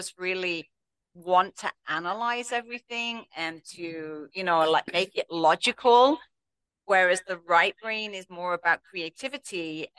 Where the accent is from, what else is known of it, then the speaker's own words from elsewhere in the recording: England, United Kingdom; accent: English; moved away as an adult; No, in England.